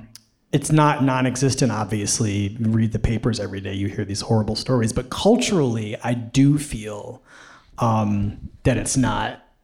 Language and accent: English; Philadelphia, Pennsylvania, United States; They had a video, like, I'm from Philadelphia.